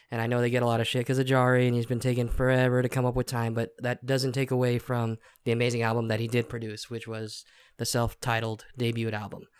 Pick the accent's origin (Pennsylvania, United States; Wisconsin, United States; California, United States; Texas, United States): Texas, United States; we're from Texas